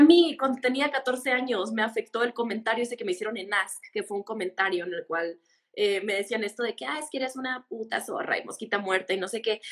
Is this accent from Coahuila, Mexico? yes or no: no; Mexicali, Baja California, Mexico; yo soy de Mexicali, de Mexicali